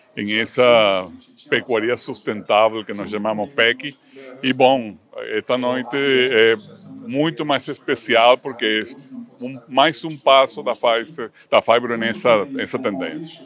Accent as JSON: {"language": "Portuguese", "country": "Venezuela", "tie": "born or raised there", "also_born_or_lived": "Caracas, Venezuela / Cali, Colombia / Mexico City, Mexico / New York, United States", "second_language": "Portuguese", "moved": "as an adult", "lives_now": "Campinas, Brazil", "said": "Eu cresci e estudei na Venezuela"}